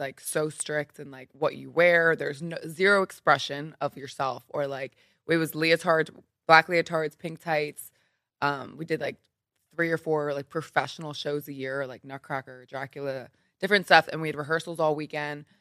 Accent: Philadelphia, Pennsylvania, United States; moved away as an adult; also born or lived in New York; now in Los Angeles, United States; I am from Philly, Pennsylvania, so the East Coast.

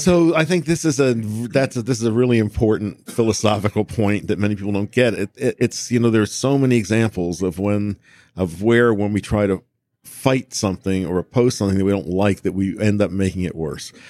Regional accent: United States; an American

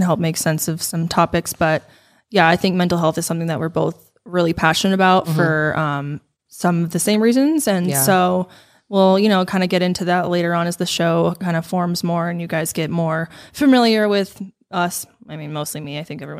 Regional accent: Denver, Colorado, United States; we grew up in the Denver area together pretty much our whole lives

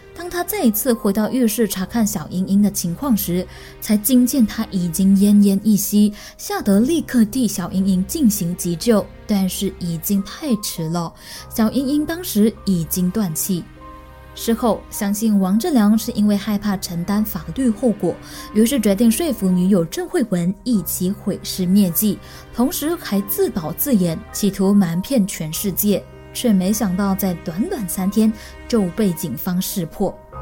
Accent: Malaysia; 我们大麻人说的巴萨马浪

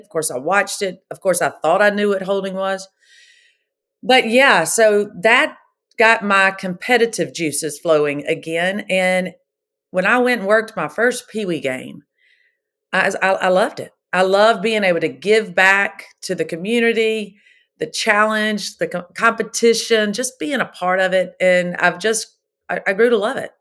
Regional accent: Pascagoula, Mississippi, United States; I was born and raised in Pascagoula, Mississippi

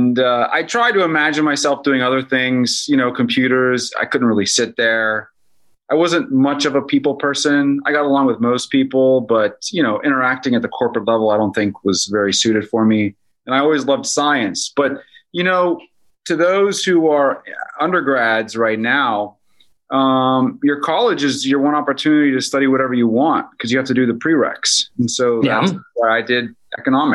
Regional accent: Pittsburgh, Pennsylvania, United States; I was born in Pittsburgh, Pennsylvania, 1977

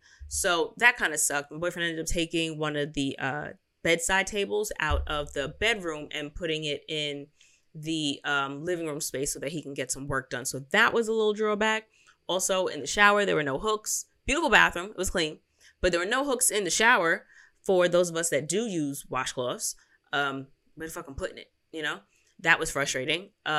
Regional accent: Philadelphia, Pennsylvania, United States; So I don't know if it's City Center or Center City, because I'm from Philly.

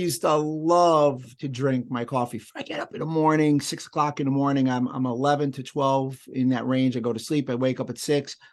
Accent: New York City, New York, United States; I'm Jewish. I grew up in the Bronx

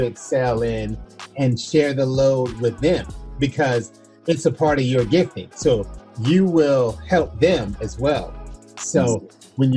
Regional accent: Florida, United States; I was born in Florida in the United States

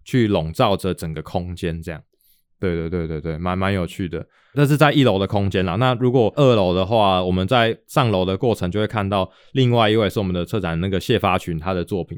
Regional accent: Taoyuan, Taiwan; moved away; 我自己是在桃园出生的，所以哦。我几乎每一年都会回去至少一次

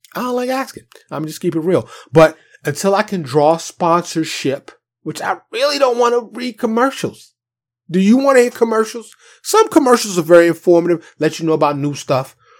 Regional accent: New York City, New York, United States; Born and raised in New York City

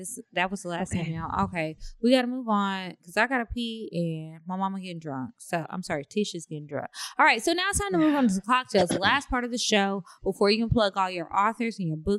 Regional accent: Kansas City, Missouri, United States; I'm originally from Kansas City, Missouri. So when the pandemic happened and school shut down, I moved back home.

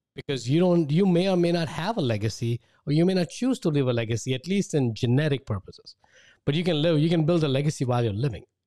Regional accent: India; moved away as an adult; I grew up in India

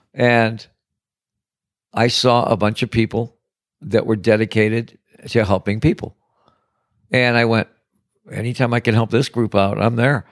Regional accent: Detroit, Michigan, United States; now in Paradise Valley, United States; I'm from Detroit. I'm from the big, bad city

